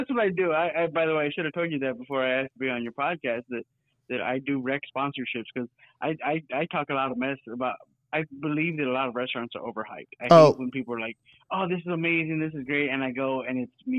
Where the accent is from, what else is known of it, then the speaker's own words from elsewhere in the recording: Texas, United States; no, I'm from Texas. We don't do baked beans down here.